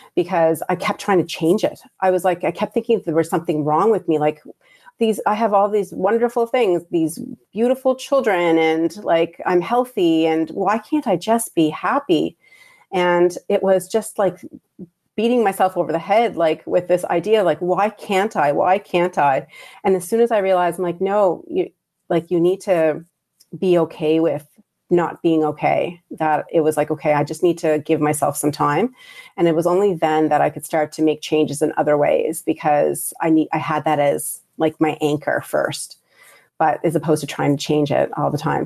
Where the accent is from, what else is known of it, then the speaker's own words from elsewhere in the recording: Prince Edward Island, Canada; also born or lived in Hamilton, Ontario, Canada / Bangladesh; I grew up in Prince Rhode Island or P